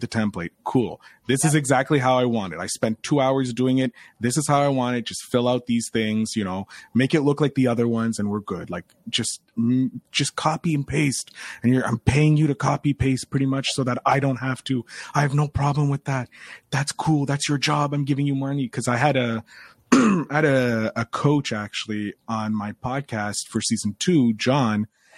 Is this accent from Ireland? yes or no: yes; Ireland; I have the gift of gab. I'm an Irishman. I kissed the Blarney Stone when I shouldn't have kissed the Blarney Stone.